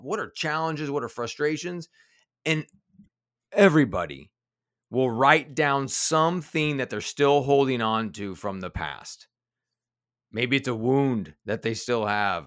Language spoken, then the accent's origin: English; Kansas City, Missouri, United States; also born or lived in Denver; now in Cincinnati, United States; I was born in Denver, but I grew up in Kansas City, and, and actually now I live in Cincinnati.